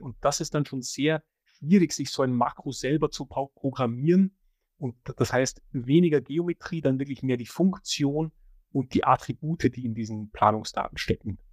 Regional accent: Austria; ich komme aus Österreich, da heißt BIM Straßenbahn

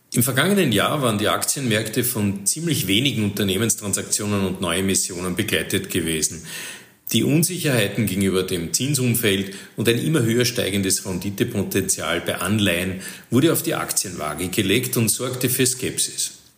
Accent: Austria; bei uns in Österreich

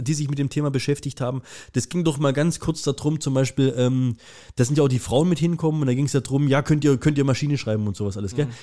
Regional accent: Germany; ich bin ja Deutscher

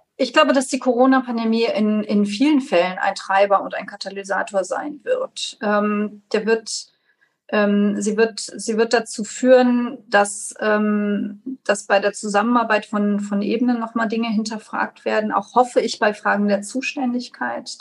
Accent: Trier, Rhineland-Palatinate, Germany; hier in meiner Heimatstadt Trier

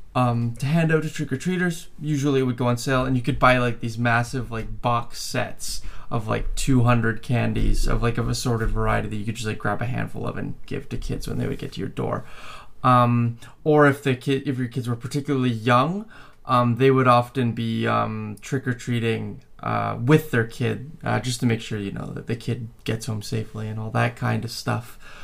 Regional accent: Canada; I was born and raised in Canada

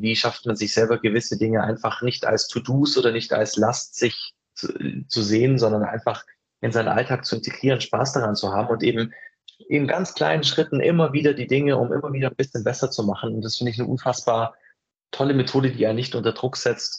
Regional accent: Ulm, Baden-Württemberg, Germany; ich komme ja aus Ulm

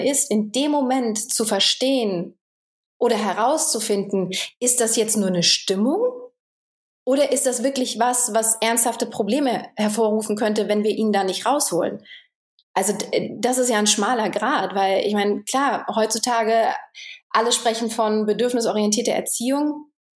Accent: Germany; moved away as an adult; also born or lived in Romania; als Deutscher

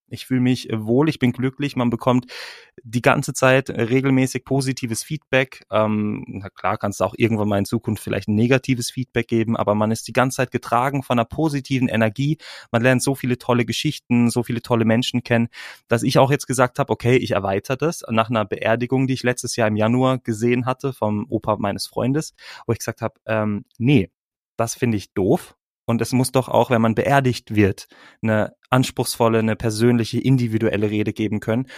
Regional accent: Freiburg, Baden-Württemberg, Germany; moved away as an adult; now in Bern, Switzerland; ich bin aus Freiburg, komme aus Freiburg, dort bin ich geboren.

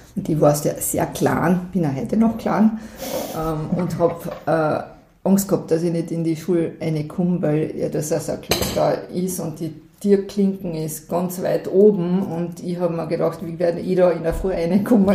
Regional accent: Selkach, Carinthia, Austria; Also, ein paar Kilometer da flussabwärts und da drau bin ich aufgewachsen

